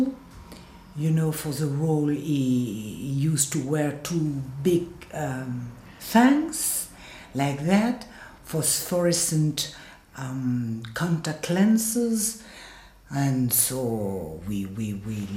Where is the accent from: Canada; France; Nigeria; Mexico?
France; accent: French; English is a second language; my French accent